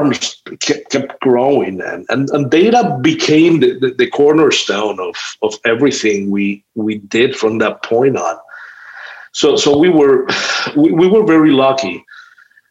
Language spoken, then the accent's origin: English; Cuba; moved away; I have never been able to return to Cuba for political reasons